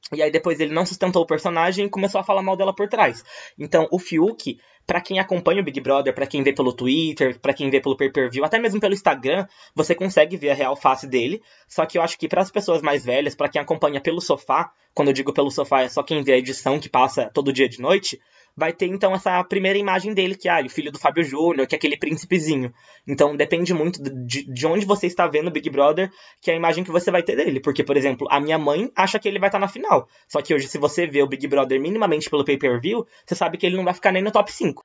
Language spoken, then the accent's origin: Portuguese; Minas Gerais, Brazil; moved away as an adult; now in São Paulo, Brazil; eu nasci em Minas, me mudei para São Paulo para fazer faculdade